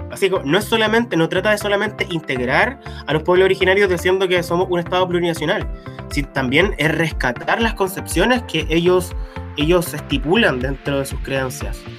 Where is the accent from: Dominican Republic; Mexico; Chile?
Chile; como Chile, somos los jaguares de Latinoamérica